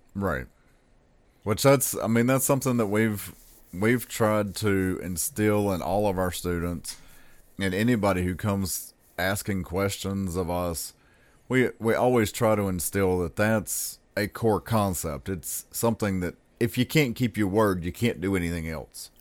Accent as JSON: {"language": "English", "region": "the South", "country": "United States", "said": "as a Southerner"}